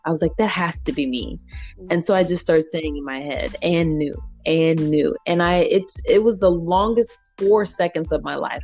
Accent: St. Louis, Missouri, United States; moved away as an adult; also born or lived in Belleville; now in Chicago, United States; the same people that I know from my hometown

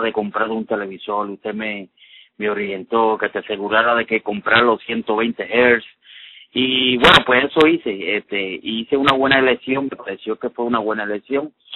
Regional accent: Vega Alta, Puerto Rico; moved away as an adult; now in New York, United States; De Puerto Rico, soy de Vega Alta, pero resido actualmente hace cuatro años, más de cuatro años en el estado de Nueva York

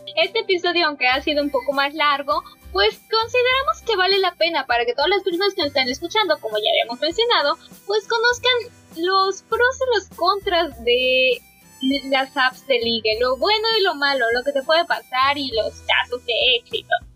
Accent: State of Mexico, Mexico; moved away; Yo originalmente nací en el Estado de México

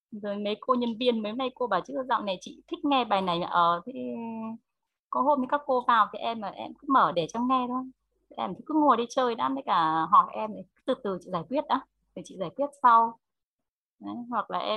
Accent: Phú Thọ, Vietnam; Bài Em hát một bài về Phú Thọ quê mình được không ạ? do em muốn giới thiệu về Phú Thọ mình uh, cho cả nhà biết uh, biết đến Phú Thọ của em ạ.

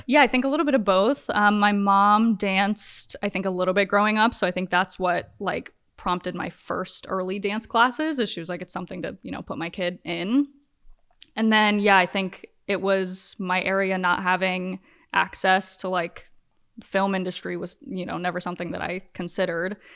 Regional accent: Virginia, United States; moved away as an adult; now in Los Angeles, United States; I'm from Virginia, but I've been in L A for, like, ten years.

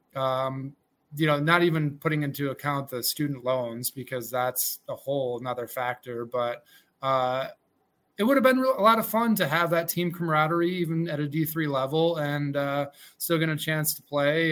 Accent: Mexico, New York, United States; I grew up in Mexico, New York

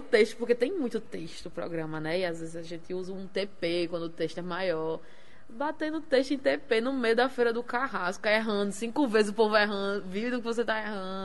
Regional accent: Natal, Rio Grande do Norte, Brazil; also born or lived in Mossoró; Eu sou de Mossoró, só que eu nunca morei em Mossoró, sempre morei em Natal, minha vida toda. Eu que moro em Natal há 26 anos

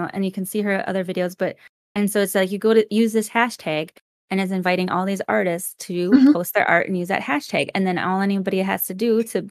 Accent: Minnesota, United States; moved away; I'm originally from Minnesota

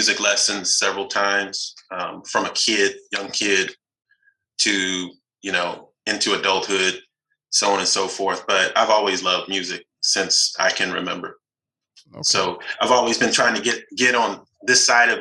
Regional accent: Fort Worth, Texas, United States; also born or lived in Los Angeles, California; I'm from Texas, a town called Fort Worth, west of Dallas

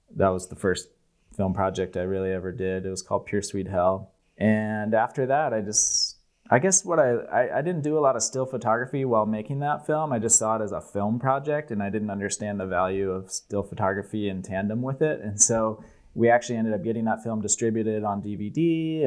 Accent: United States; being like an American kid from a fairly normal, not conservative, but middle of the road politics family

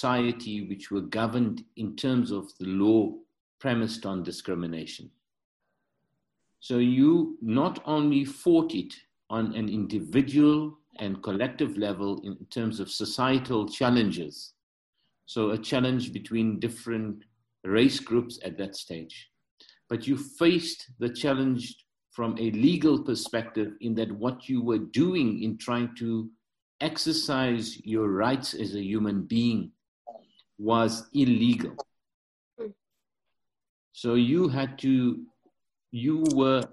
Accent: South Africa; I'm third generation South African and my ancestry is Indian.

